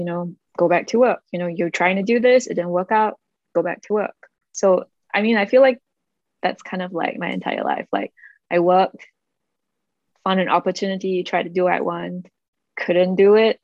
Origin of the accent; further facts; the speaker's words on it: Singapore; moved away as an adult; now in United States; I grew up in Singapore and I was part of the majority mm-hmm. ethnicity.